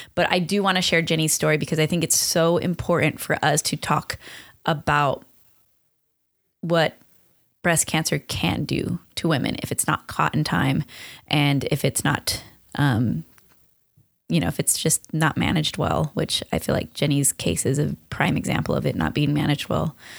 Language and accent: English; Long Beach, California, United States; also born or lived in West Covina, California / Hesperia, California; we grew up in Long Beach